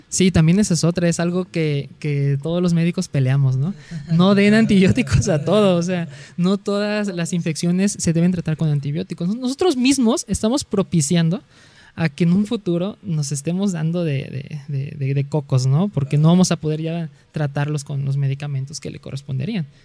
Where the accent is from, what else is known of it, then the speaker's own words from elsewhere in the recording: Coatzacoalcos, Veracruz, Mexico; Yo soy de Coatzacoalcos, Veracruz, hasta el sur ah. del estado.